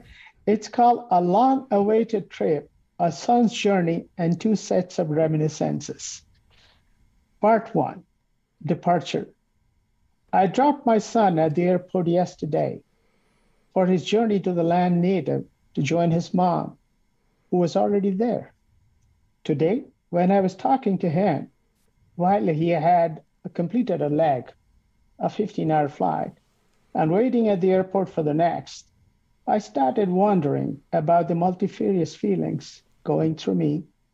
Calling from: Calgary, Alberta, Canada; I'm calling from Calgary, Canada.

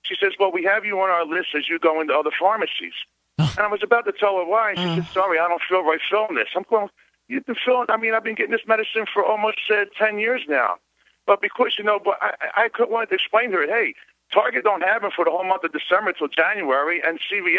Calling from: Sarasota, Florida, United States; Yes, I'm calling from Sarasota, Florida

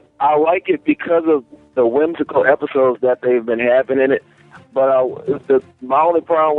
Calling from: Louisiana, United States; from Louisiana.

